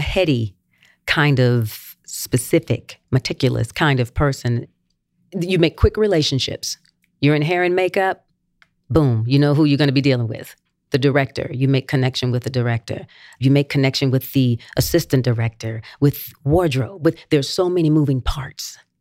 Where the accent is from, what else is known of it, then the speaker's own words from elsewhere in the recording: Gastonia, North Carolina, United States; Gastonia, my hometown